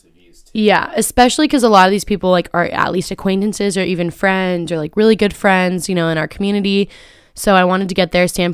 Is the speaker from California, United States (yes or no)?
yes; Carlsbad, California, United States; I'm from Carlsbad